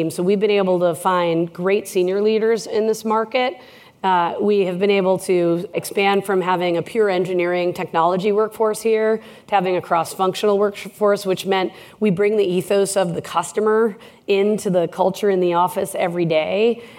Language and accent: English; Minnesota, United States; Well, I heart Canada. I'm from Minnesota. I'm trying to become an honorary Canadian.